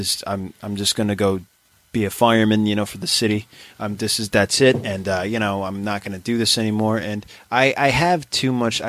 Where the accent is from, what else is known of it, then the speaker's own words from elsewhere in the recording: New York City, New York, United States; I'm from Maspeth